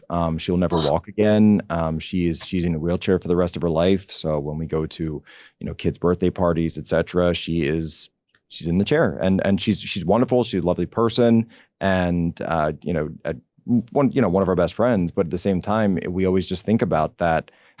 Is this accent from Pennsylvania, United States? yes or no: yes; Philadelphia area, Pennsylvania, United States; moved away; I'm from the Philadelphia area, born and raised, just a couple of miles outside the city. Went to school at Temple University in North Philadelphia